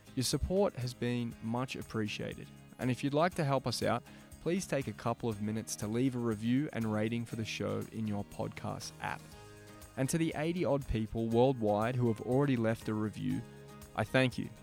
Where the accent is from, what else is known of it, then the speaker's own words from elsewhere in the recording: Melbourne, Victoria, Australia; Growing up in Melbourne